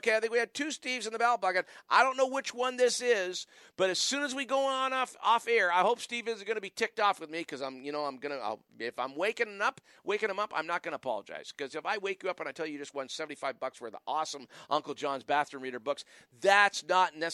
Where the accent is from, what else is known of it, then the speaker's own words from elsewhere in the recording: Wallaceburg, Ontario, Canada; now in Ottawa, Canada; I was born in Wallaceburg, Ontario